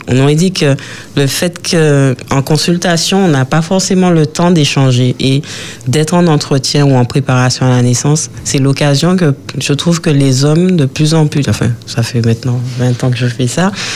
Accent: Martinique; chez nous en Martinique

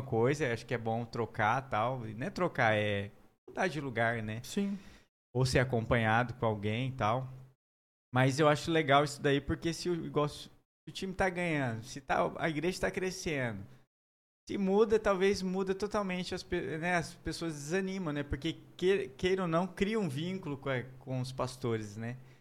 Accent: Maringá, Paraná, Brazil; moved away; also born or lived in Londrina / Três Lagoas; a gente foi para Londrina, eu sou de Maringá.

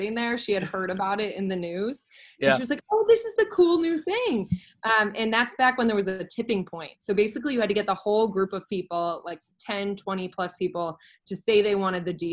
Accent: St. Louis, Missouri, United States; moved away as an adult; also born or lived in Oxford, Ohio / Chicago; I grew up in St. Louis, Missouri

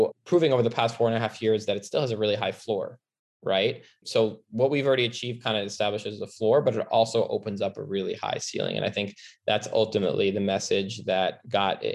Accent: New York, United States; I grew up in the city in New York

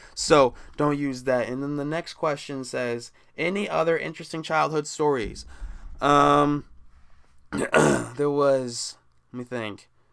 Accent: Midwest, United States; me growing up in the Midwest

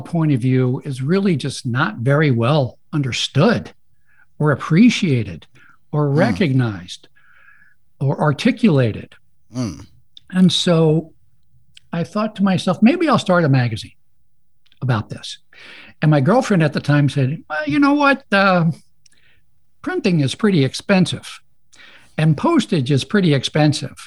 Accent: Baltimore, Maryland, United States; I am a Baltimore native, born and raised in Baltimore, Maryland

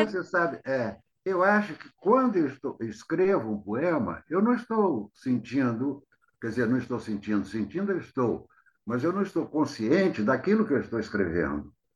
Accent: Rio de Janeiro, Brazil; also born or lived in Itaperuna, Rio de Janeiro, Brazil; Eu fui criado no Rio, fui para o Rio com 10 anos, quando meus pais se mudaram

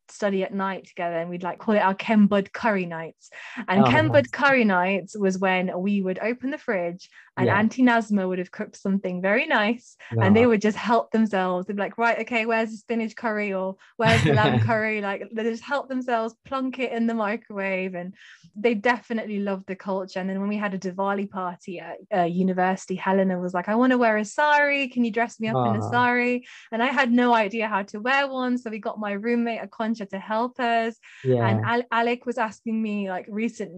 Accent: Sheffield, Yorkshire and the Humber, United Kingdom; I'm from Sheffield. I live in Sheffield.

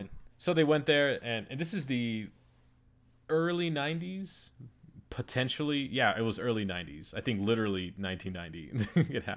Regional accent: United States; I was born in the United States, and so I'm, like, a U S citizen

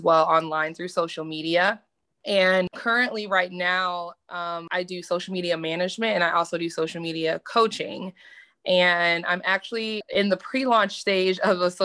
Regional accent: Detroit, Michigan, United States; moved away as an adult; now in Tulsa, United States; I'm originally from Detroit, Michigan, but now residing in Tulsa, Oklahoma

